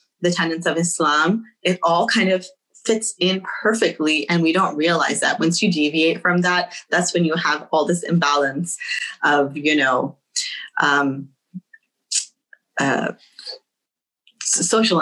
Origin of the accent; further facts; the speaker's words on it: United States; Second generation Muslims, we have to look a little bit further and say, okay, we're here, we're American now